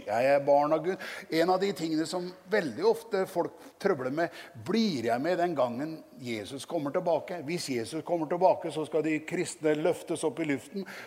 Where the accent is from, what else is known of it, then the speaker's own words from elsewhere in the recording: Norway; hjemme på Gjeldsnes misjonshus, hvor jeg vokste opp